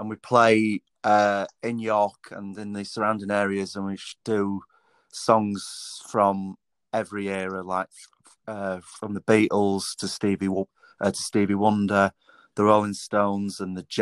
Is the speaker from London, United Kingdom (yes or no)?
no; Tadcaster, Yorkshire and the Humber, United Kingdom; I'm from Tadcaster in Yorkshire.